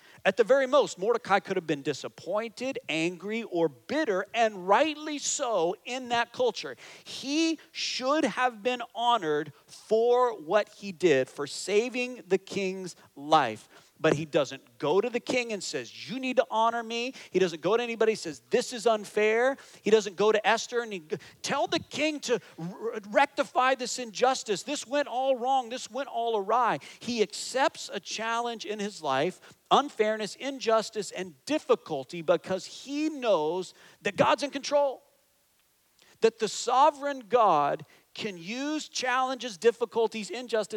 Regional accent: southern United States, United States; I'm not from Alabama, but I am from the southern United States

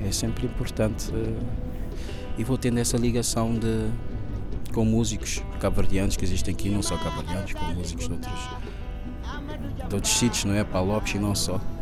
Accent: São Vicente island, Cape Verde; moved away as an adult; also born or lived in Porto, Portugal; now in Lisbon, Portugal; Em São Vicente. Sou da ilha de São Vicente

